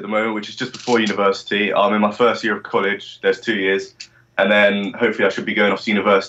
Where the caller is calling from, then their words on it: Bournemouth, South West England, United Kingdom; I'm calling from Bournemouth, which is in the south of England.